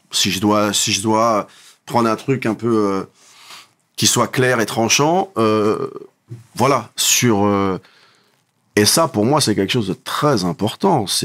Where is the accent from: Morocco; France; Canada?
Morocco; Coupe du monde, je suis marocain, tu montes, tu descends